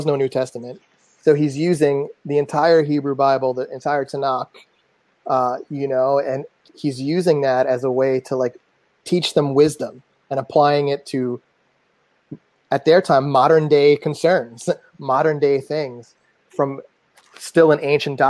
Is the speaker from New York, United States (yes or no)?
yes; New York City, New York, United States; growing up in Staten Island